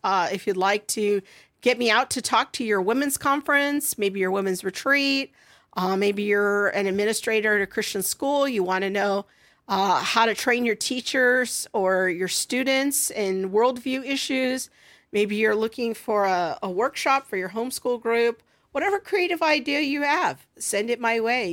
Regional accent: United States; I, as an American

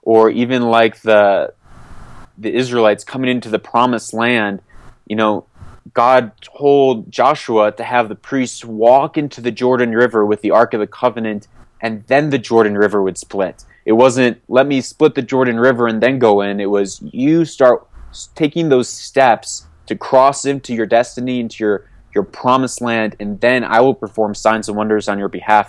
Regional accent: Papua New Guinea; also born or lived in Port-au-Prince, Haiti; I grew up moving all over. I grew up in Port-au-Prince, Haiti, between coups. I grew up in the mountains of Papua New Guinea

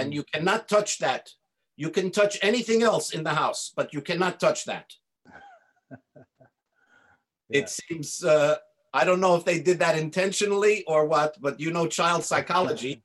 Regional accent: United States; I was born and raised in in America

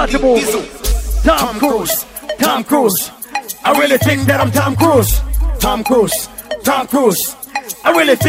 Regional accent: Jamaica; Hey, I am from Jamaica

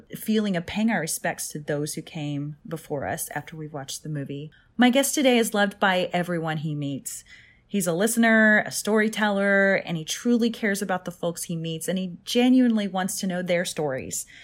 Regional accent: Oklahoma, United States; moved away; especially that it's set in my home state

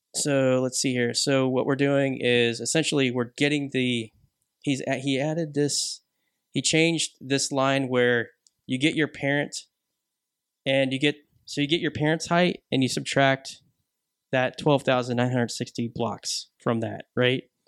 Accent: United Kingdom; I am British

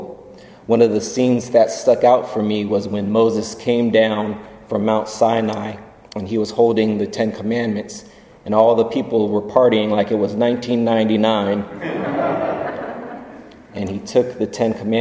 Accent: Germany; moved away; As a child growing up in Germany

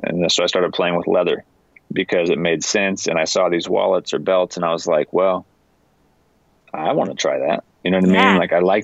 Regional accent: Washington, United States; I grew up in Washington State

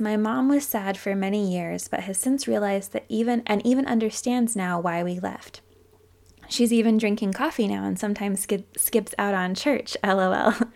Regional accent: Utah, United States; I grew up in Utah County

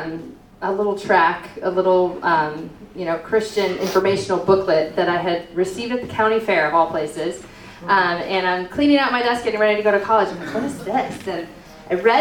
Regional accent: Sarasota, Florida, United States; also born or lived in Wisconsin; I am from Sarasota

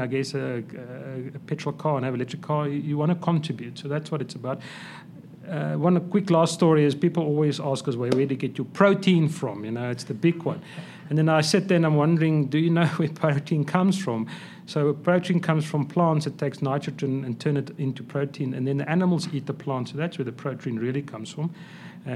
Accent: South Africa; I'm a South African, Afrikaans boy or guy

